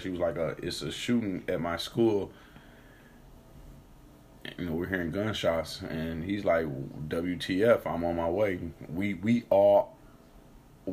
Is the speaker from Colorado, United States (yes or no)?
no; Detroit, Michigan, United States; moved away; I'm coming from Detroit